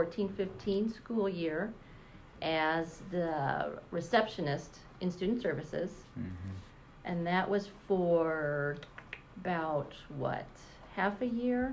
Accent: Indiana, United States; also born or lived in South Bend, Indiana; I grew up here, was born in South Bend, but we moved here halfway through first grade.

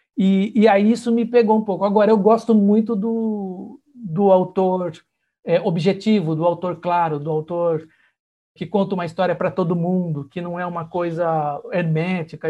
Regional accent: Santa Bárbara d'Oeste, São Paulo, Brazil; eu sou do interior de São Paulo, né, de Santa Bárbara do Oeste

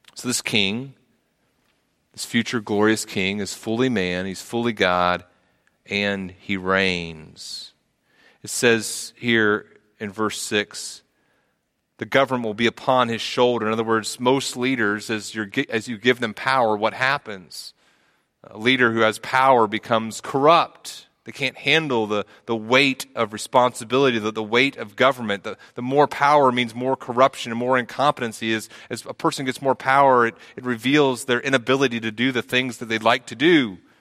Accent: the South, United States; We're from the South. We have lots of names like

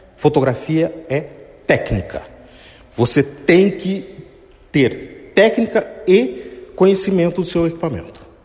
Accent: Tatuí, São Paulo, Brazil; Sou aqui mesmo de Tatuí

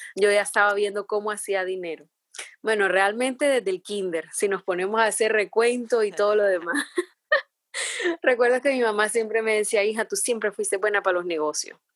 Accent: San Pedro Sula, Cortés, Honduras; moved away as an adult; now in Miami, United States; Sí, estoy de Honduras, sí. Soy de San Pedro Sula.

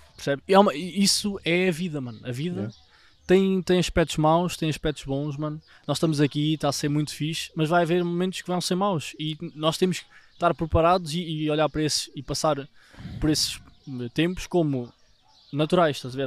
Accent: Vila Nova de Tazem, Centro, Portugal; para a minha terra, para Vila Nova Tazem, em Gouveia

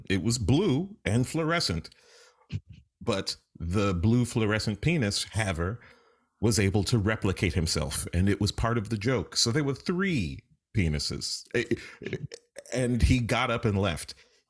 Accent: New York City, New York, United States; I grew up in New York City.

